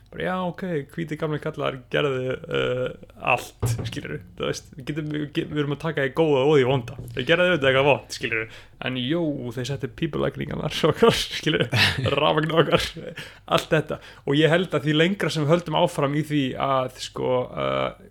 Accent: Iceland

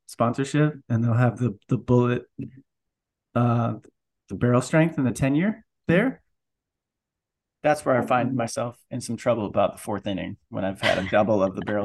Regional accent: Napa, California, United States; And I came from Napa.

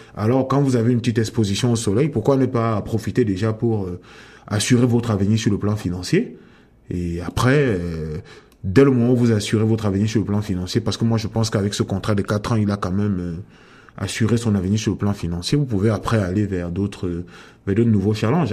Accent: Cameroon; moved away as an adult; also born or lived in France; now in Canada; je, suis né au Cameroun et à ce jour j'ai passé presque la moitié de de ma vie euh, hors du Cameroun

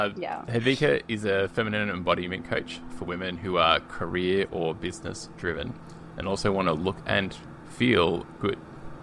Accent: Berlin, Germany; I'm from Berlin, but she's chatting to us from Paris.

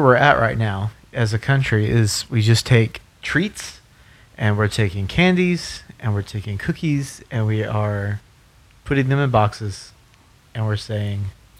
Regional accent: the South, United States; now in Colorado, United States; I grew up in the South.

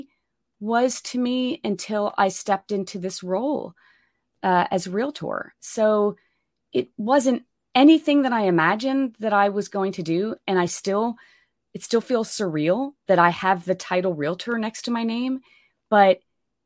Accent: Pennsylvania, United States; moved away as an adult; now in Austin, United States; I'm from Pennsylvania originally, but came down here to get my MFA in acting at the University of Texas at Austin

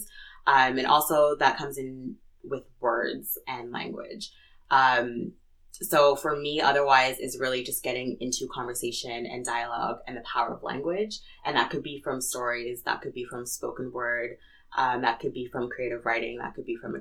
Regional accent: Edmonton, Alberta, Canada; I was born in Edmonton, born and raised in Edmonton.

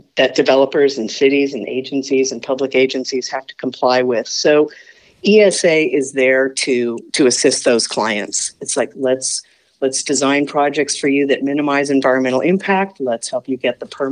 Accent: Southern California, United States; also born or lived in San Francisco Bay Area; growing up in Southern California

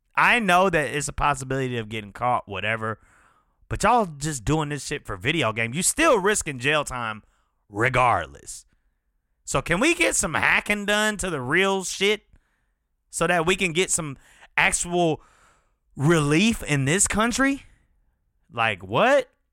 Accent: Chamblee, Georgia, United States; we grew up together in Shambly

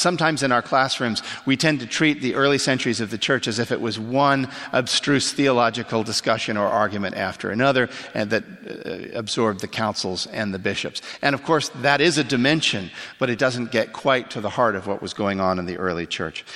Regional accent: Canada; moved away; I grew up in Canada

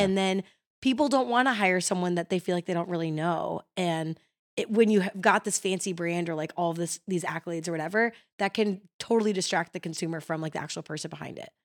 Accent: Chicago, Illinois, United States; now in Nashville, United States; growing up in Chicago

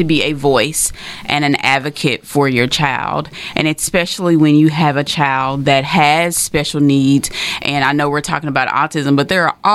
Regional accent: Texarkana, Arkansas, United States; I am from Texarkana, born and raised, graduated from Arkansas High

